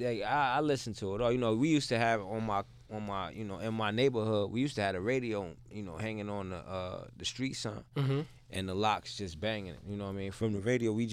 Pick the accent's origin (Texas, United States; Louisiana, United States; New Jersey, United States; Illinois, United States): New Jersey, United States; Plainfield; moved away as an adult; now in Pennsylvania, United States; I'm from Plainfield